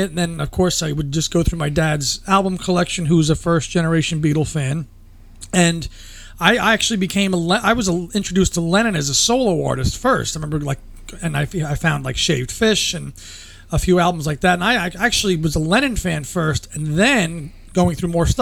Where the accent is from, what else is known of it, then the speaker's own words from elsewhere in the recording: New York area, United States; I'm from the New York area